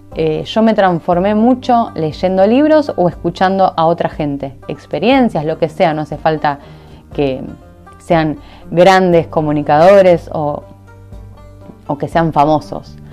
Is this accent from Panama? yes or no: no; Argentina; soy de Argentina, entonces obviamente que tengo un montón de cosas de ahí porque en mi mente capturó un montón de creencias de ese lugar.